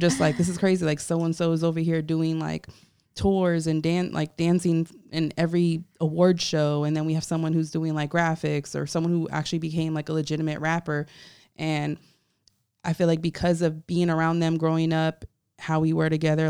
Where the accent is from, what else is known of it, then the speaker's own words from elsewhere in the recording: Hollywood, Florida, United States; I'm from Hollywood, Florida, so I'm a Broward baby.